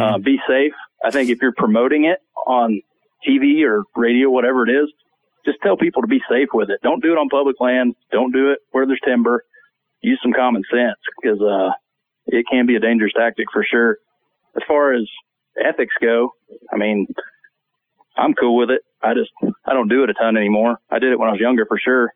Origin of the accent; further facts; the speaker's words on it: South Georgia, United States; I grew up in South Georgia, so uh, I've been hunting turkey since I was probably nine or ten years old.